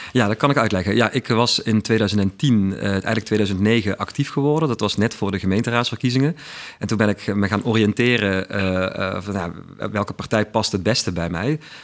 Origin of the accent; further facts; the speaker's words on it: Weert, Limburg, Netherlands; accent: Limburgish, Weert dialect; also born or lived in Utrecht; ik ben dus inderdaad een geboren en getogen Limburger